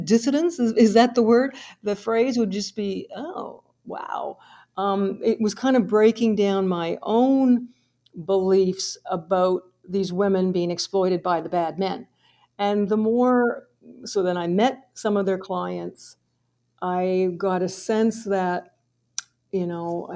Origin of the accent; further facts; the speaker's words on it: Fredericton, New Brunswick, Canada; I'm from Fredericton, New Brunswick.